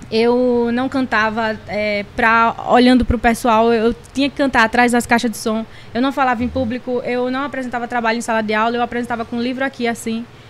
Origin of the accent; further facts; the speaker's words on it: Recife, Pernambuco, Brazil; moved away as an adult; now in Sumé, Brazil; eu sou de Recife, né? Natural de Recife.